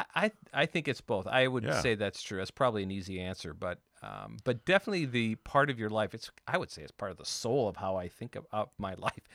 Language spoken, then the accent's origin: English; North Dakota, United States; also born or lived in Montana / Colorado; growing up in the rural, growing up in North and South Dakota